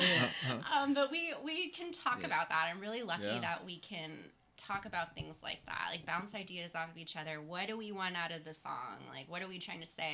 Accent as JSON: {"language": "English", "region": "Texas", "country": "United States", "tie": "born or raised there", "said": "growing up in Texas, floating the rivers"}